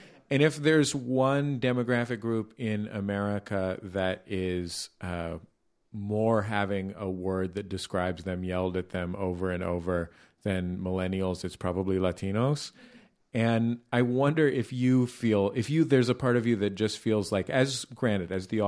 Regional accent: West Coast, United States; I didn't know a Puerto Rican American person until I was an adult. Because I'm from the West Coast.

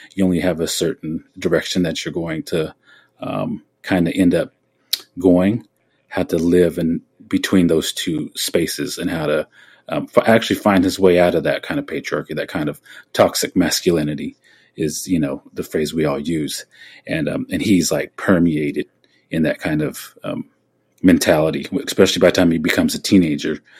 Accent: Oklahoma, United States; born or raised there

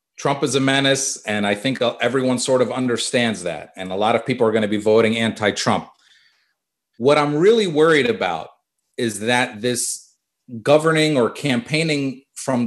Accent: United States; I grew up on the Pennsylvania-Delaware corridor

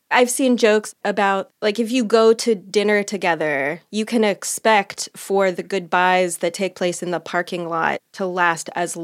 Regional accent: Midwest, United States; I'm from the Midwest.

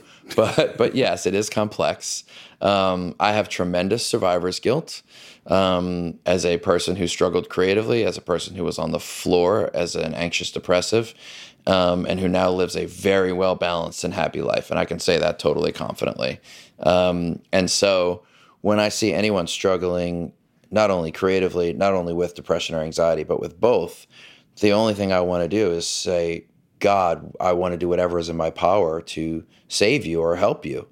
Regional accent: New Orleans, Louisiana, United States; I grew up in the South. I grew up in this sort of male-dominated patriarchy of this, uh, the, the power structure of New Orleans

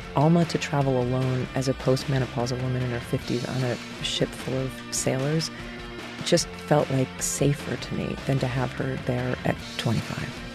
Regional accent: New Jersey, United States; my home state of New Jersey

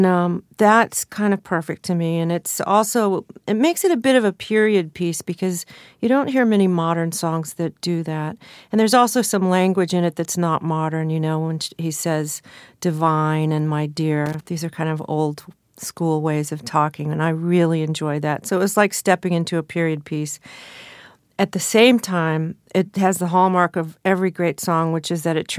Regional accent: Southern California, United States; I grew up in Southern California

